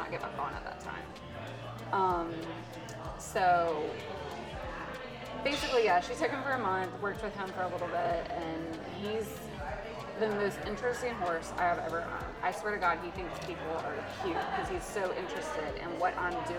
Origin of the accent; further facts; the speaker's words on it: Westminster, South Carolina, United States; the Chattooga River, which is where I grew up in South Carolina. I grew up out there on that river